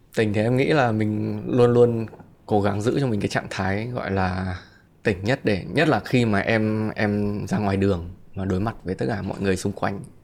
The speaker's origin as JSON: {"language": "Vietnamese", "region": "Hanoi", "country": "Vietnam", "moved": "yes"}